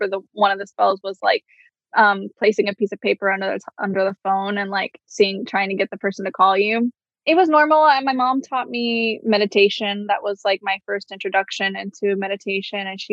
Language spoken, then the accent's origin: English; Midwest, United States; also born or lived in Miami, Florida; I was born in Miami, but at this time I was living in the Midwest.